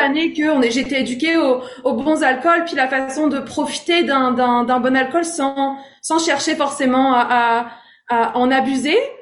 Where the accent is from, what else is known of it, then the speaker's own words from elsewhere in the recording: Rouen, Normandy, France; moved away as an adult; also born or lived in Strasbourg, France / Los Angeles, United States; now in Hamilton, Canada; Je suis née à Strasbourg, en France. Euh, mais j'ai grandi, euh, la plupart de mon enfance, euh, en Normandie, près de Rouen